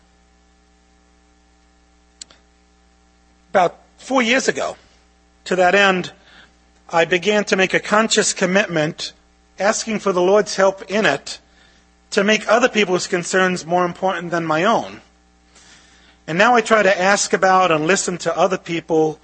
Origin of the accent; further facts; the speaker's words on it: New York City, New York, United States; I grew up in Brooklyn with an Italian mom who grew up in a Jewish neighborhood